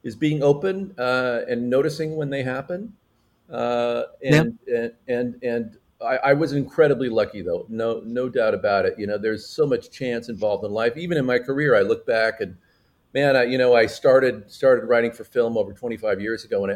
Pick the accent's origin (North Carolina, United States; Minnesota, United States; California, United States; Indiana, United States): California, United States; San Francisco Bay Area, Northern; I was born in Northern California in the San Francisco Bay Area.